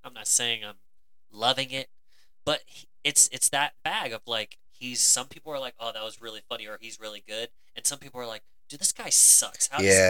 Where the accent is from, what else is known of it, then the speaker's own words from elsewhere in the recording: Cleveland, Ohio, United States; my hometown of Cleveland, Ohio